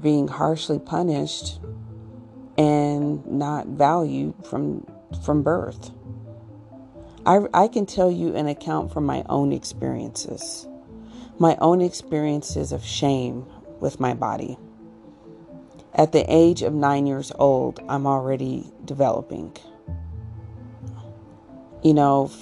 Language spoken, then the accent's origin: English; Colorado, United States; growing up in Colorado